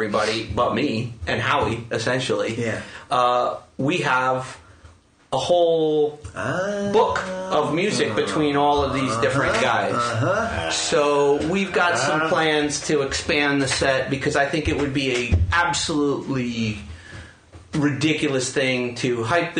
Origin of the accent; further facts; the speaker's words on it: New York City, New York, United States; growing up in New York City in the 70s and 80s